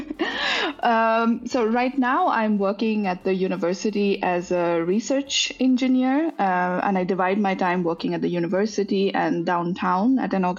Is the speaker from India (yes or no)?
yes; India; moved away as an adult; also born or lived in Netherlands; now in Linköping, Sweden; I'm born and raised in India, but I've been living abroad since 2012.